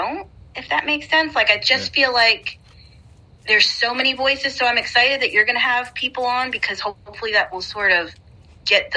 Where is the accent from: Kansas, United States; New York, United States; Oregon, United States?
New York, United States; I'm from New York